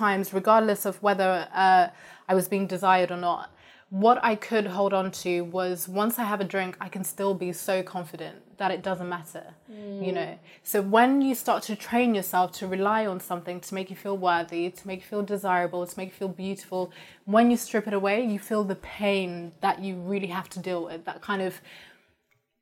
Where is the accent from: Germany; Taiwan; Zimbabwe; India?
Zimbabwe; moved away; also born or lived in Kent, England; I'm from Zimbabwe